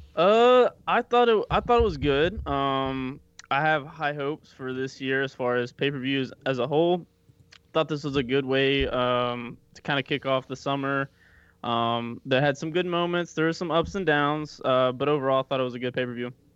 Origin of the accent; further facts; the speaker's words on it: Kentucky, United States; moved away; I'm originally from Kentucky.